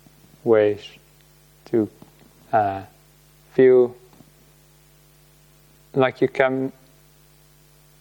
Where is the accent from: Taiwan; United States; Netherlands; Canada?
Netherlands; Rotterdam, South Holland; moved away; also born or lived in Delft; I grew up in the Netherlands, and I lived in the city of Rotterdam most of my life